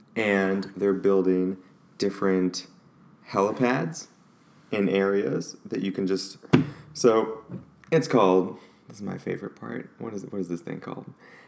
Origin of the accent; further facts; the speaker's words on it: St. Louis, Missouri, United States; That's a factory in my hometown